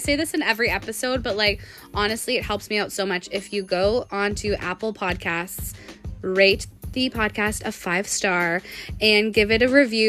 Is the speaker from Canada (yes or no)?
yes; Sudbury, Ontario, Canada; she was from Chemi and I was from Sudbury.